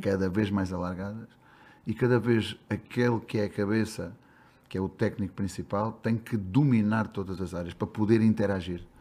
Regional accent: Beja, Alentejo, Portugal; moved away as an adult; now in Brazil; Eu sou de Beja, sou do Alentejo

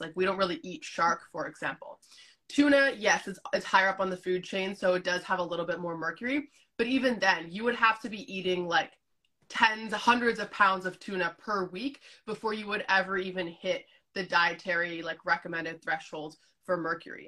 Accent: Canada; also born or lived in Azores, Portugal; I grew up in Canada, but you know, my, my family still has those ties to Portugal

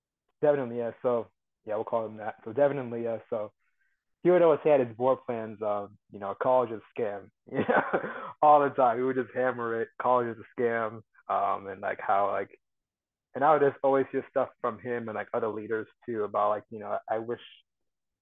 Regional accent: Ames, Iowa, United States; also born or lived in Cedar Falls, Iowa; I'm from Ames, Iowa, which is like central Iowa

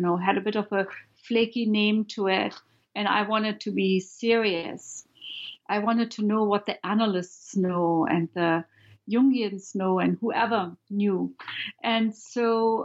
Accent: Germany; moved away; I'm from Germany

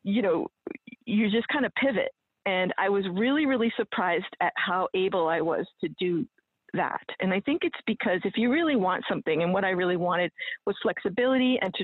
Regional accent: New England, United States; I'm from New England, and we're also pretty buttoned up compared to the rest of the United States

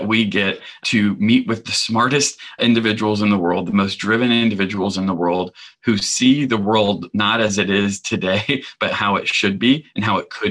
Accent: the South, United States; I grew up gay in the South

